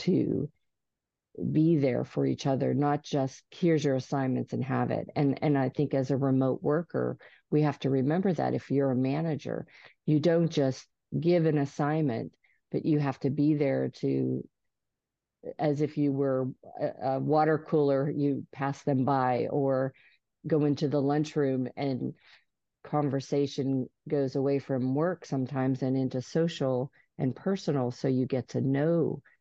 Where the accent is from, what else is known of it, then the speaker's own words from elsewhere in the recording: Georgia, United States; I'm from Georgia